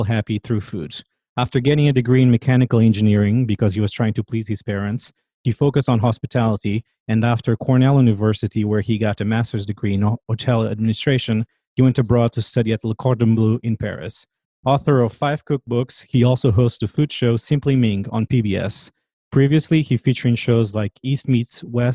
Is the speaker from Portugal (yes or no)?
yes; Portugal; moved away as an adult; now in Washington, D.C., United States